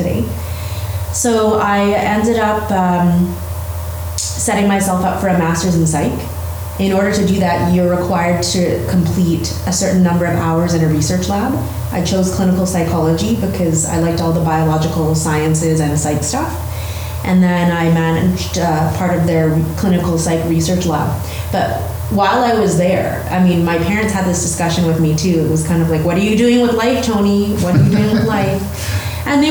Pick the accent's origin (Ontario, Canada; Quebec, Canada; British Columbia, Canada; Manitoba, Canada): British Columbia, Canada; Vancouver; So I was born and raised in Vancouver, and I'm a local girl.